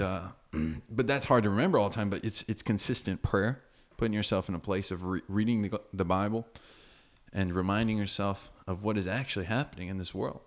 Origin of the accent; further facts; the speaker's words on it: United States; moved away as an adult; now in Fortaleza, Brazil; My parents are Brazilian. Um, and I have some of that culture in me, but I grew up in America.